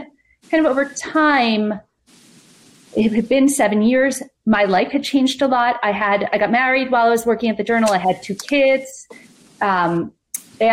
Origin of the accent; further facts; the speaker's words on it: New York City, New York, United States; I grew up in New York City